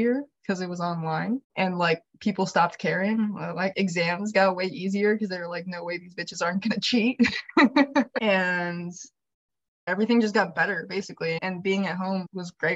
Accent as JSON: {"language": "English", "region": "Hawaii", "country": "United States", "tie": "born or raised there", "also_born_or_lived": "Michigan", "moved": "as an adult", "lives_now": "Minneapolis, United States", "said": "Born and raised in Hawaii"}